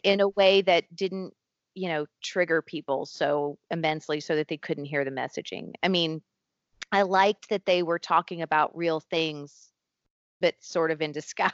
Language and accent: English; Tennessee, United States; moved away; I grew up in a very small town in Tennessee on top of a mountain